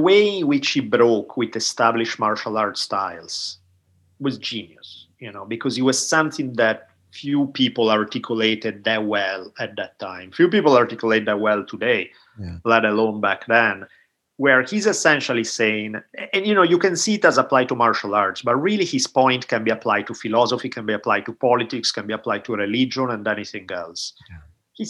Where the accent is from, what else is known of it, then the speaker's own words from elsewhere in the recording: Italy; now in United States; growing up in Italy